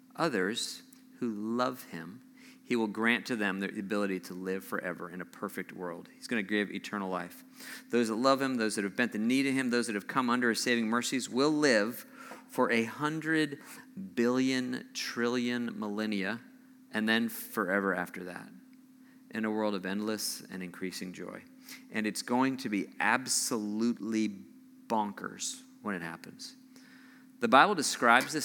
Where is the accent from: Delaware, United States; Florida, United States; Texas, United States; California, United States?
California, United States; Southern; moved away; I grew up, I grew up in Southern California.